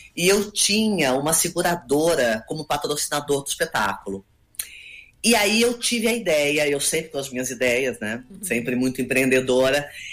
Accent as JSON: {"language": "Portuguese", "town": "Campinas", "region": "São Paulo", "country": "Brazil", "also_born_or_lived": "Rio de Janeiro", "accent": "paulistana", "moved": "yes", "lives_now": "São Paulo, Brazil", "said": "Morei 30 anos no Rio e moro há 7 anos aqui, mas, mas eu sou campineira, eu sou paulista"}